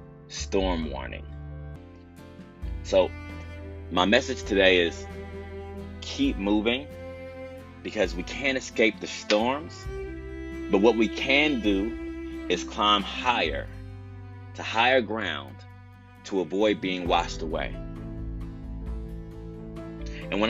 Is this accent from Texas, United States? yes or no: yes; Texas, United States; as a Texan, you know, we deal with all types of severe weather.